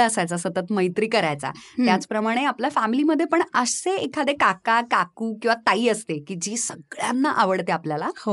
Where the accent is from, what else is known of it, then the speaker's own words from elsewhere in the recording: Dombivli, Maharashtra, India; moved away as an adult; now in Thane, India; मूळची मी डोंबिवलीची आहे